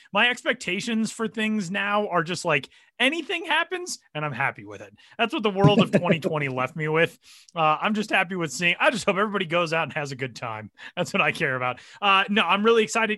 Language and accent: English; Denver, Colorado, United States; my hometown and the place where I am currently sitting in Denver, Colorado